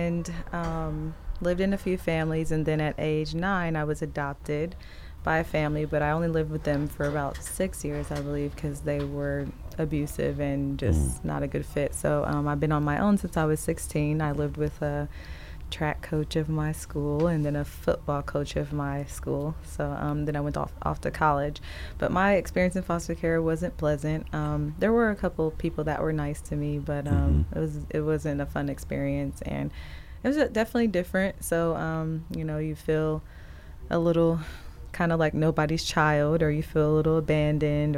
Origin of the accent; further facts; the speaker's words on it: Indianapolis, Indiana, United States; moved away as an adult; also born or lived in Elkhart, Indiana / Florida; Indianapolis is where I grew up. And well, I'm originally from Elkhart, Indiana, but Indianapolis is where I pretty much spent most of my childhood.